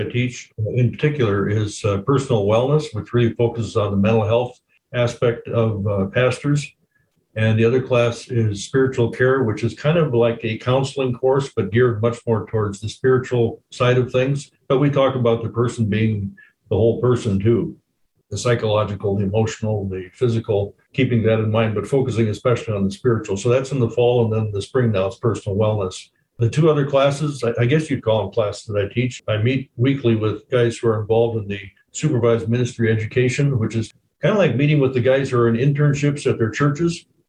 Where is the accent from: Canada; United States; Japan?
Japan; Well, as Lindsay was saying, I grew up in Japan with missionary parents, and then my father was a pastor of LB churches here in Minnesota and Washington for a few years as well.